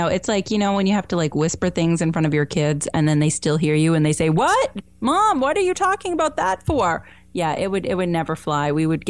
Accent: Vermont, United States; I'm from Vermont

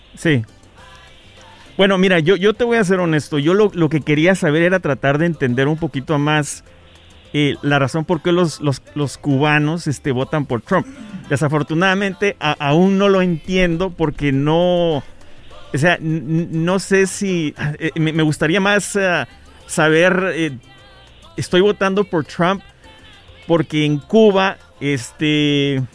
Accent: Guatemala; Yo soy de Guatemala

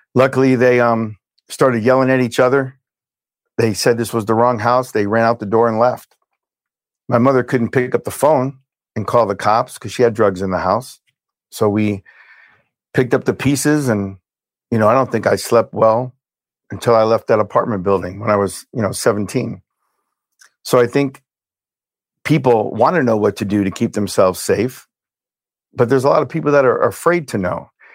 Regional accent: Hialeah, Florida, United States; also born or lived in Brooklyn, New York; I was born in Brooklyn, New York. We moved from Brooklyn to Hialeah, Florida. When I was six

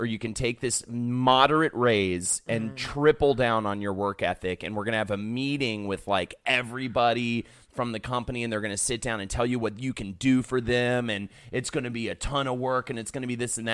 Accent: the South, United States; I grew up in the South

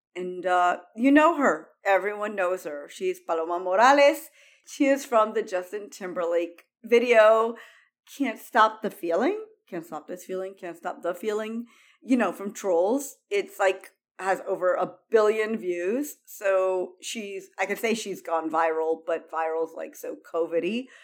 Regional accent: Cuba; now in United States; cubanos, we, we weren't brought up, you know, I don't say I'm American

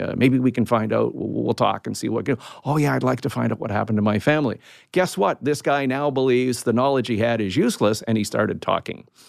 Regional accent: Canada; I'm a Canadian

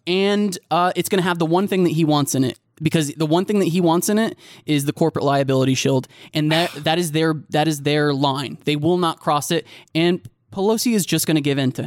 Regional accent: United States; as an American

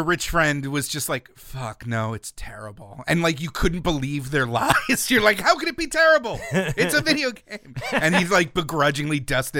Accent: New York, United States; So I grew up in New York, where the TurboGrafx-16 had its first test market.

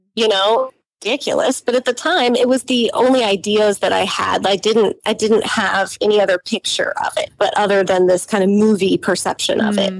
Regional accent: United States; growing up in the United States mm-hmm. as lower middle class

